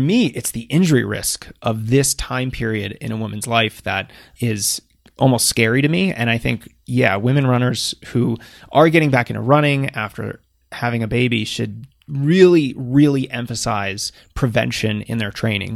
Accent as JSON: {"language": "English", "area": "outside of Boston", "region": "Massachusetts", "country": "United States", "tie": "born or raised there", "moved": "yes", "said": "I grew up on the East Coast outside of Boston"}